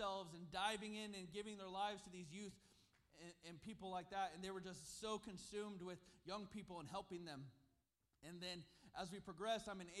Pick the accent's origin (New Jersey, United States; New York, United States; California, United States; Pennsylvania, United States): California, United States; Susanville; born or raised there; also born or lived in Sacramento, California